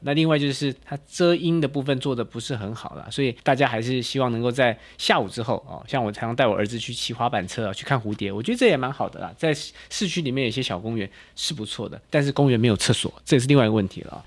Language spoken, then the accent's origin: Chinese; Taipei, Taiwan; moved away as an adult; now in Hsinchu, Taiwan; 我本来是台北人嘛